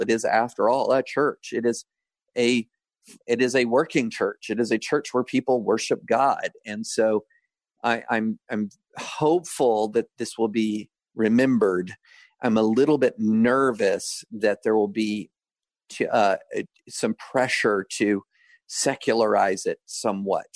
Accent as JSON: {"language": "English", "country": "United States", "said": "I'm an American."}